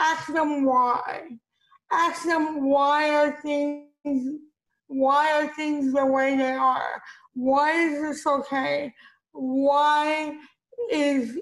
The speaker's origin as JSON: {"language": "English", "town": "Miami", "region": "Florida", "country": "United States", "tie": "born or raised there", "also_born_or_lived": "Beirut, Lebanon", "said": "I was born in Beirut, Lebanon. I was adopted at 10 months old. I grew up in Miami"}